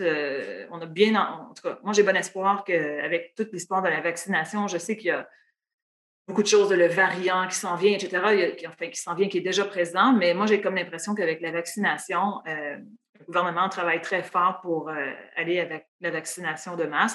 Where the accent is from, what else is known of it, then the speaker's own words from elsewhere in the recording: Matane, Quebec, Canada; moved away as an adult; also born or lived in Ottawa; je suis née à Matane. Euh, mes parents y habitent toujours d'ailleurs. Euh, et puis, euh, donc, c'est vraiment là que je suis née. J'ai grandi. J'ai fait mon primaire, mon secondaire là-bas.